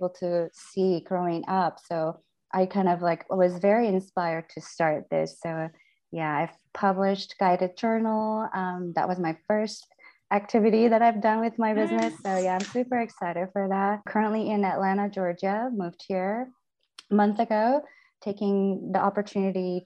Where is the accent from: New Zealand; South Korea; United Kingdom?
South Korea; Seoul; moved away as an adult; now in United States; So I'm originally from Seoul, Korea. I grew up in Seoul, just normal family, normal environment. I moved to the States 2013